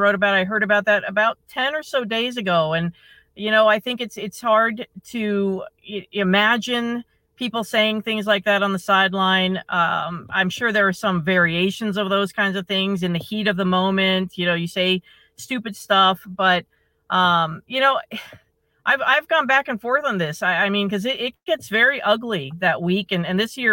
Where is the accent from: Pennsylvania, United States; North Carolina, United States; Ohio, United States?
Ohio, United States; now in Michigan, United States; I grew up in Ohio